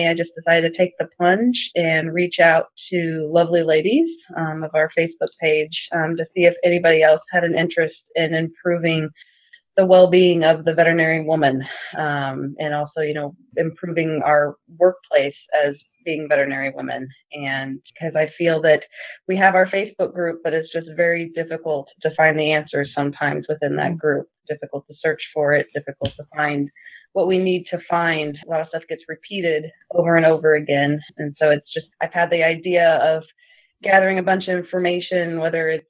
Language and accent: English; Southern Illinois, United States; I am from Southern Illinois